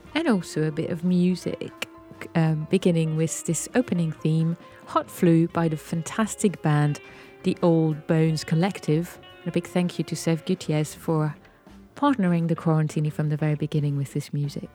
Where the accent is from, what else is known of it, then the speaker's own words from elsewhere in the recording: Paris, Île-de-France, France; now in Bristol, United Kingdom; the U K where we are and Paris, my hometown